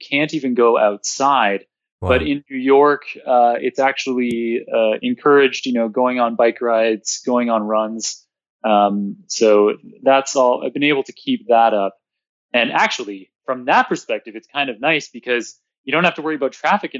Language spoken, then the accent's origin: English; Toronto, Ontario, Canada; I grew up in downtown Toronto